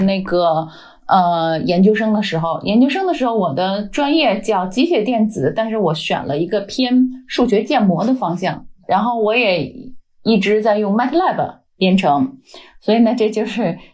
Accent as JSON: {"language": "Chinese", "region": "Beijing", "country": "China", "tie": "born or raised there", "accent": "Beijing", "moved": "as an adult", "lives_now": "Denmark", "said": "我是北京人，呃，老北京。呃，而且我是在嗯。天坛周围长大的孩子，嗯，呃，小时候离的天堂就步行可能也就十分钟吧，嗯啊。所以对天堂有很嗯。很深的感情。 然后我是二零零六年来到丹麦"}